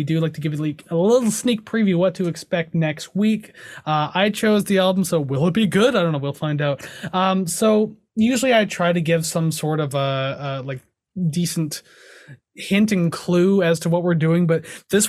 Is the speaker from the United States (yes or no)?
no; Canada; I'm definitely Canadian. I know that. I was born here.